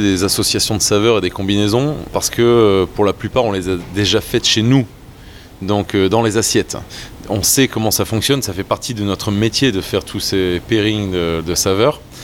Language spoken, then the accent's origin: French; French Flanders, Hauts-de-France, France; je suis un mec d'ici, je suis un mec de cette région, je suis amoureux de la Flandre, je suis enraciné